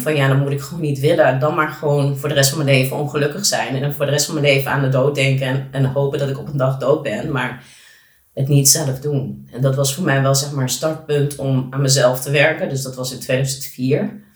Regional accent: Netherlands; born or raised there; also born or lived in Colombia

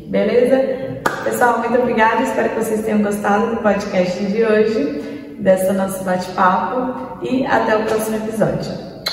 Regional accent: Santos, São Paulo, Brazil; Santos, né, pessoal? Nasci, cresci aqui, então meu pai é santista

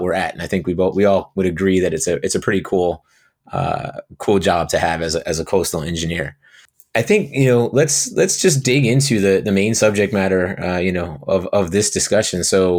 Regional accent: Brielle, New Jersey, United States; Didn't really have much choice growing up in Brielle.

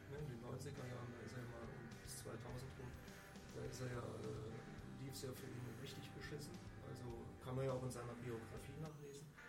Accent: East Germany, Germany; ich als Kind habe halt so, eine, so ein Button geschenkt bekommen. Bei uns im Osten damals äh, hieß, hieß, das halt nicht Button, sondern Plakette.

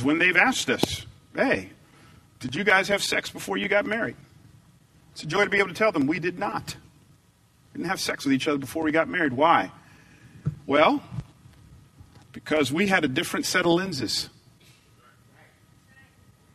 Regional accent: the Bible Belt, the South, United States; I grew up in the Bible Belt. I grew up down south

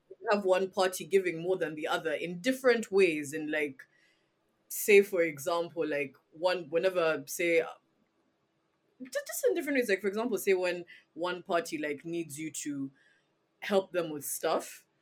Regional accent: Uganda; growing up in Uganda

